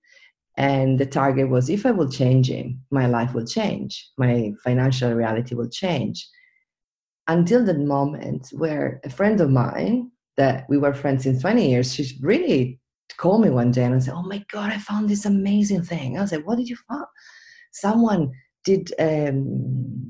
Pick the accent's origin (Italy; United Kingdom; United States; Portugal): Italy; Venice, Veneto; I was born and raised in Venice